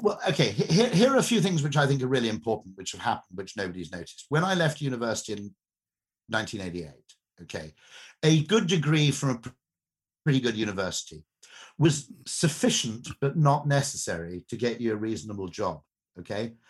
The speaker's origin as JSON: {"language": "English", "country": "United Kingdom", "said": "I'm a Brit"}